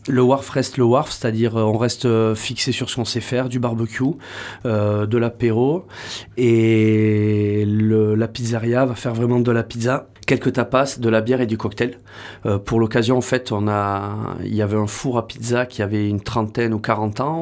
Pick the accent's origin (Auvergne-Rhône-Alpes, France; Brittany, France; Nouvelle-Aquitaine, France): Nouvelle-Aquitaine, France; Bayonne / Hossegor area, Landes; also born or lived in Pyrenees; je suis né à Bayonne. J'ai eu la chance de grandir la moitié de l'année ici, la moitié de l'année dans les, euh, dans les Pyrénées.